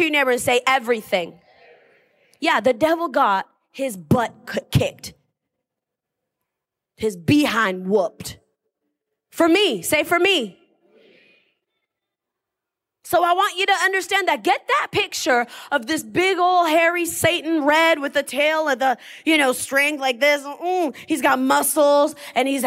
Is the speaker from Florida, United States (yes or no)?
no; Boston, Massachusetts, United States; moved away; I'm from Boston.